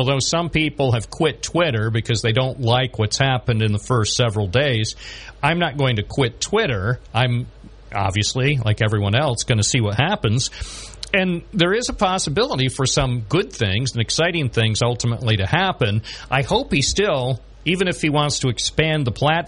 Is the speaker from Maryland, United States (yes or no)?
no; Endicott, New York, United States; also born or lived in Endwell; who I grew up with in Endwell and Endicott